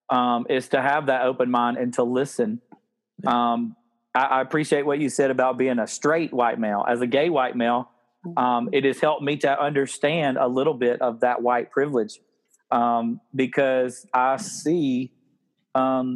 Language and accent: English; the South, United States; growing up in the South